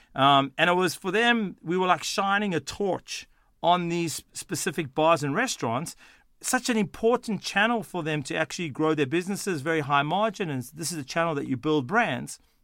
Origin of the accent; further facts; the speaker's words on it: Sydney, New South Wales, Australia; accent: Australian; moved away; also born or lived in Johannesburg, South Africa / Boston, United States; I was born in South Africa, in Johannesburg, South Africa. I moved to Sydney, Australia at the age of twelve, um, and did all my formative years, um, in Australia